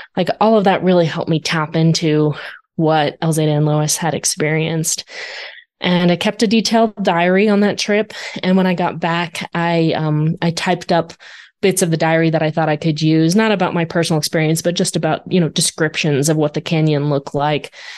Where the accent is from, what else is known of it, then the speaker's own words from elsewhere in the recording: Arizona, United States; I grew up in Arizona.